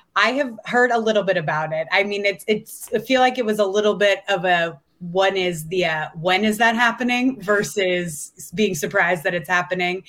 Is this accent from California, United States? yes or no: yes; California, United States; moved away as an adult; now in Las Vegas, United States; I'm from California